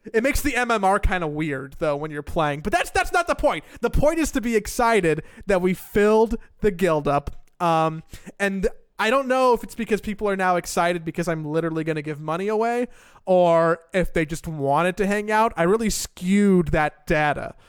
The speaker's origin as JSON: {"language": "English", "town": "Los Angeles", "region": "California", "country": "United States", "tie": "born or raised there", "also_born_or_lived": "Florida", "moved": "yes", "said": "growing up in Los Angeles"}